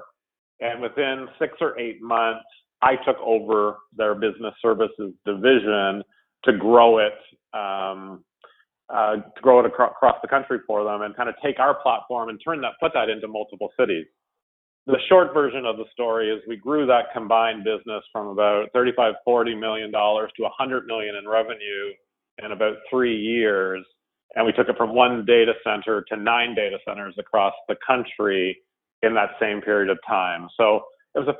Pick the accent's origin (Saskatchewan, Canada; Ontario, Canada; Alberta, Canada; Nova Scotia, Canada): Ontario, Canada; Ottawa; moved away as an adult; now in Toronto, Canada; I have lived in Canada the entire time. I moved from Ottawa to Toronto in, I think it was 2006, and I've been in Toronto from a housing perspective ever since.